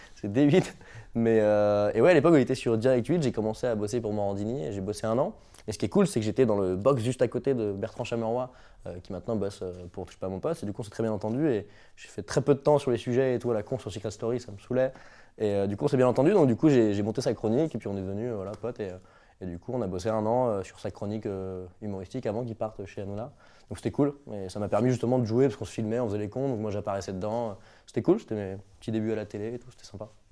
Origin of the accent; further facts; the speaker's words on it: Brittany, France; je suis breton